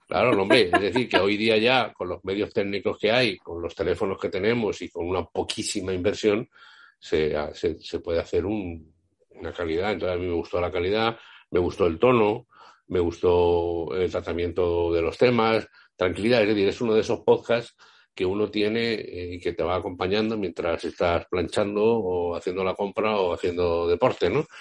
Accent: Aljarafe, near Seville, Andalusia, Spain; also born or lived in Madrid; yo soy madrileño, allí vive mi madre ah, todavía y mi madre, y por lo tanto yo voy, aunque mis padres son andaluces y, toda mi vida la he vivido aquí

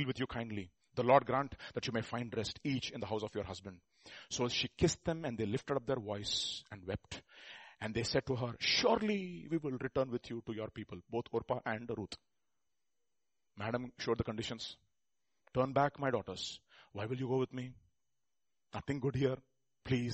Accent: India; we Indians

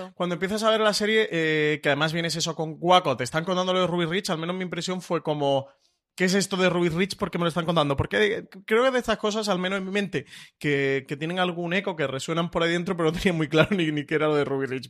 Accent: Spain; nosotros como público español

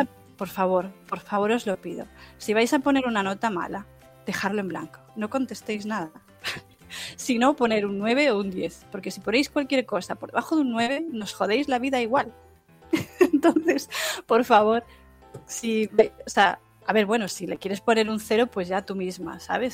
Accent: Galicia, Spain; como soy gallega, vivo en el norte

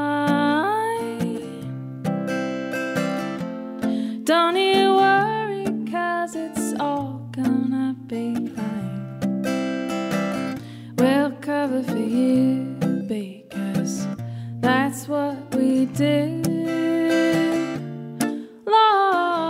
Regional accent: Lincoln, Nebraska, United States; I'm from Lincoln, Nebraska.

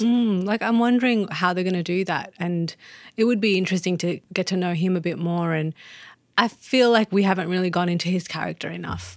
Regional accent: Australia; as an Australian

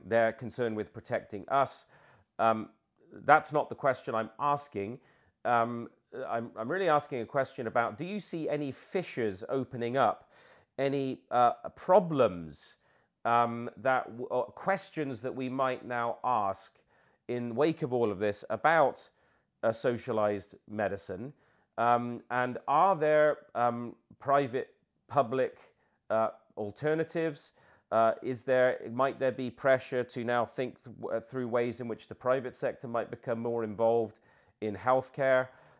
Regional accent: United Kingdom; Peter, as a Brit myself and you living in the UK, you know how important...

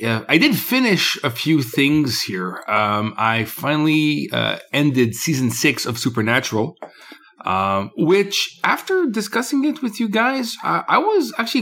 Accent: Canada; Or I don't know. I'm Canadian.

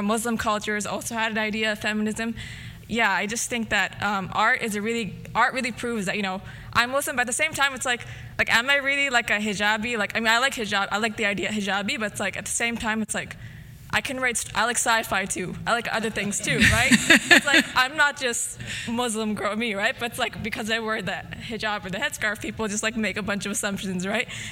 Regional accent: Canada; I was born in Canada

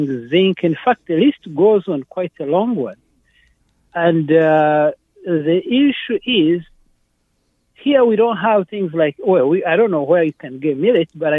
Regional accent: Uganda; now in United States; I'm from East Africa, Uganda.

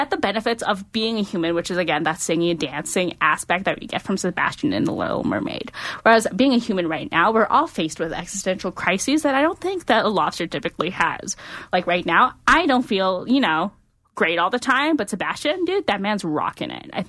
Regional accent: Philippines; As a Filipino, that makes me very proud.

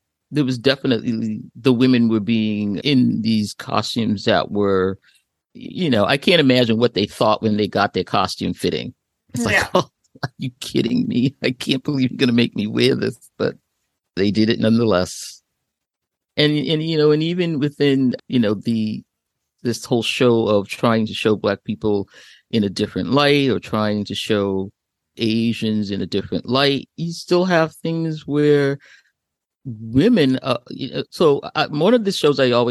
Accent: Boston, Massachusetts, United States; I'm from Boston, Massachusetts

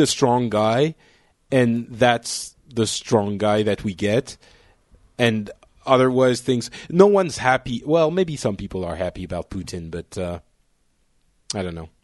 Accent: France; one of the feelings we have in France as well

